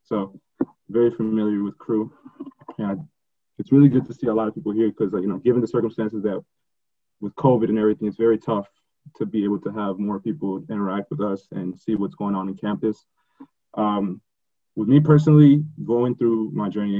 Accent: Grand Rapids, Michigan, United States; I'm born and raised in Grand Rapids.

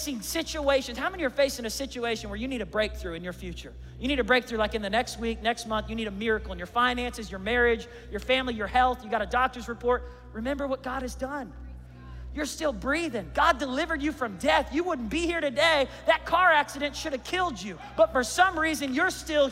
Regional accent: Tulsa, Oklahoma, United States; I grew up in Tulsa.

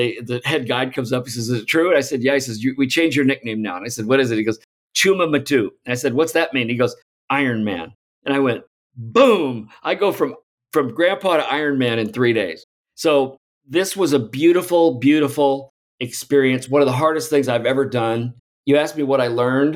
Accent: Alton, Illinois, United States; I grew up outside of St. Louis from Alton, Illinois.

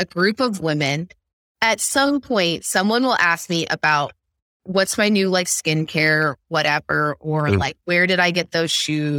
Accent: Midwest, United States; So I grew up in the Midwest where MLMs are a thing.

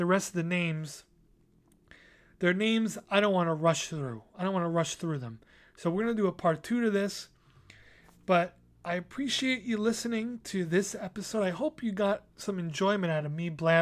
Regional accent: New York City, New York, United States; I had my first art show on Staten Island in my hometown, right in my neighborhood

